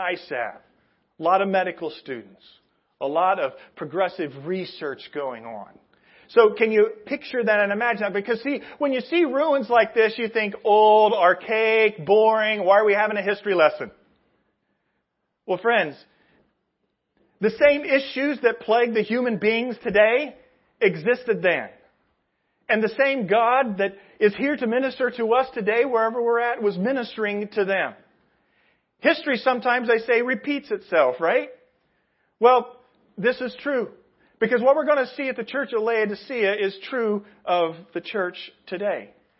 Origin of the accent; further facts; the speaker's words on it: Indianapolis, Indiana, United States; I come from Indianapolis. Indianapolis, we were all big time on the Colts, and we follow the Colts.